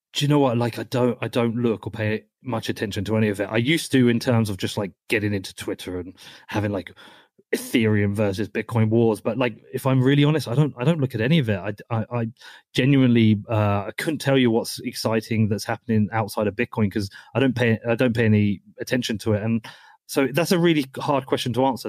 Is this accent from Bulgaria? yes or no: no; United Kingdom; moved away as an adult; now in Texas, United States; I'm from the UK where we don't really have guns